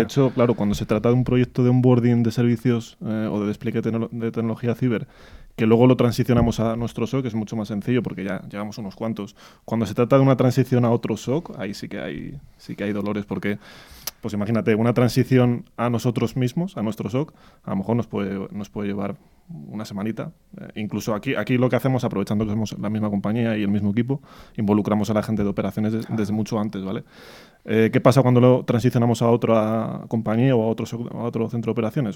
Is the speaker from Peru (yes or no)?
no; Madrid, Community of Madrid, Spain; yo soy madrileño, muy madrileño